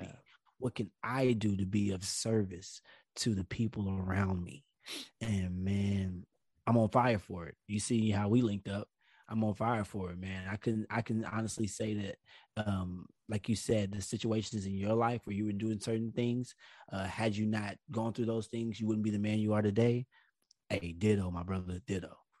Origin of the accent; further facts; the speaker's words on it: United States; my home country